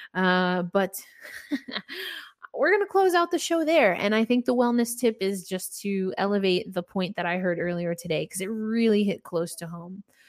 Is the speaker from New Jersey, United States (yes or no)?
no; New York, United States; I'm a New Yorker